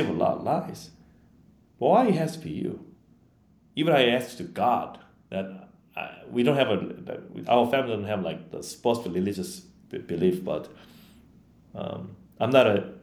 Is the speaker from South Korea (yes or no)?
yes; Yeosu, South Jeolla, South Korea; English is a second language; moved away as an adult; also born or lived in Long Island, New York, United States; now in United States; I didn't even go back to my hometown because it's a suburb. I have to take a train to go back to my home